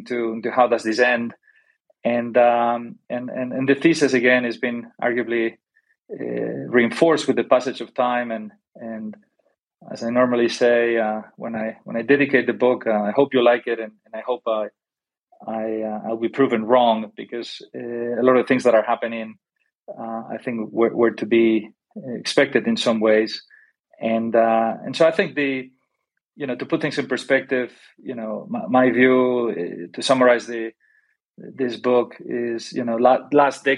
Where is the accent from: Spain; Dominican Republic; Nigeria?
Spain; moved away as an adult; also born or lived in Golden, Colorado / Paris / London; I am originally from Spain